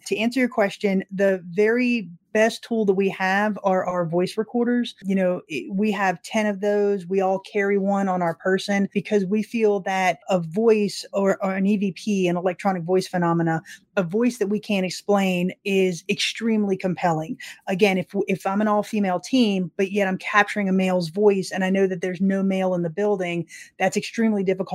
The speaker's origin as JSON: {"language": "English", "region": "Florida", "country": "United States", "said": "I'm from Florida"}